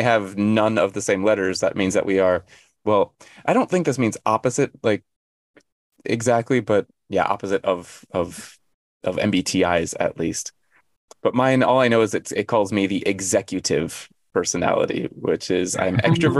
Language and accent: English; United States; now in South Korea; I was born on July 24th in America